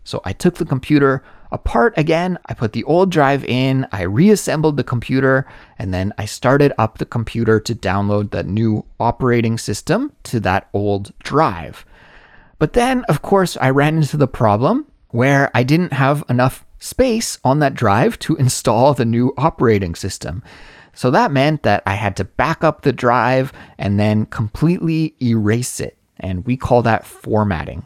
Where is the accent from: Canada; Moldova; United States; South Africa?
Canada; now in South Korea; certainly in South Korea where I live and in my home country of Canada as well